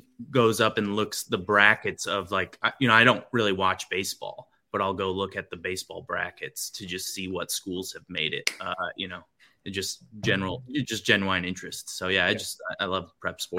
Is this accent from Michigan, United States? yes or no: yes; Lowell, Michigan, United States; also born or lived in Grand Rapids, Michigan; I grew up just outside of Grand Rapids in Lowell